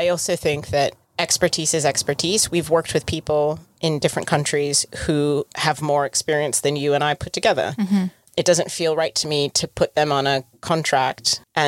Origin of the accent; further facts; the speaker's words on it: United Kingdom; As a British person.